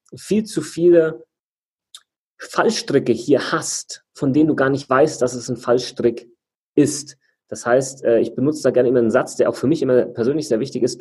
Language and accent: German; Germany; Bei uns in Deutschland